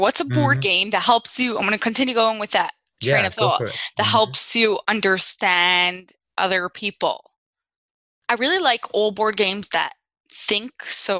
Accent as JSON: {"language": "English", "region": "New Jersey", "country": "United States", "also_born_or_lived": "England", "said": "Yeah, so I'm from New Jersey."}